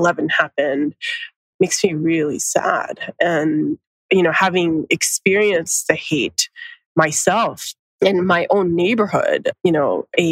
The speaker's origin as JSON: {"language": "English", "town": "Atlanta", "region": "Georgia", "country": "United States", "tie": "born or raised there", "accent": "Americanized", "moved": "as an adult", "lives_now": "San Francisco, United States", "said": "growing up in Georgia"}